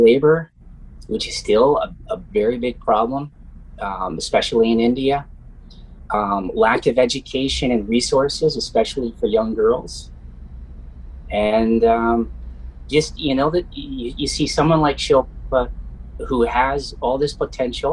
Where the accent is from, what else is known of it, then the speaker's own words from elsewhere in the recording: Canada; I'm here from Canada